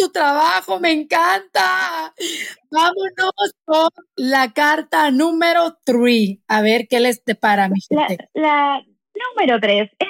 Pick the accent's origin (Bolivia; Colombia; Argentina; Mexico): Mexico; moved away; Yo me acuerdo que cuando recién llegué, llegamos a este país eh, de México, mi mamá salió a buscar trabajo, ¿no?